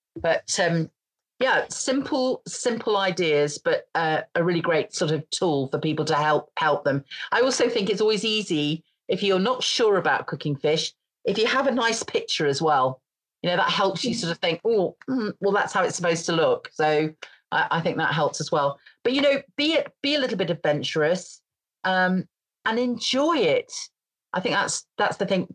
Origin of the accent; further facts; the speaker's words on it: Grimsby, Yorkshire and the Humber, United Kingdom; also born or lived in Scotland; I come from near Grim, or I come from Grimsby